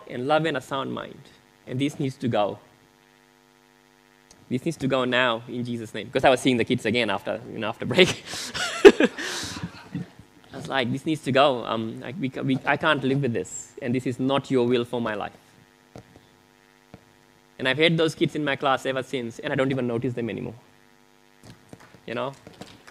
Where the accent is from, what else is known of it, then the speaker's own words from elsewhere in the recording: Fiji; moved away; I grew up in Fiji